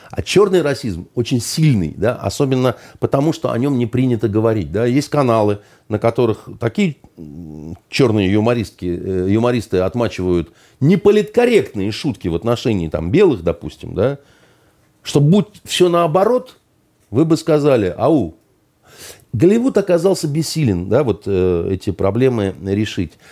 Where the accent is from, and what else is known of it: Russia